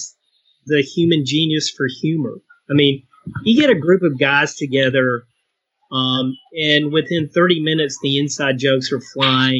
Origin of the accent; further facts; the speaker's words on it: Eastern North Carolina, United States; now in Dallas, United States; growing up in Eastern North Carolina, I mean, military people are, you know, they're all over the place